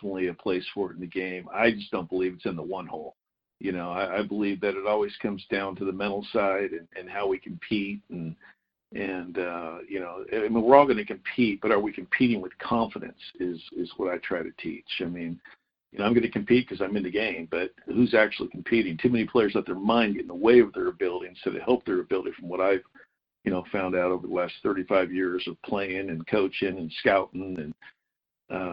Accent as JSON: {"language": "English", "town": "Huntington Beach", "region": "California", "country": "United States", "said": "I'm from Huntington Beach, California"}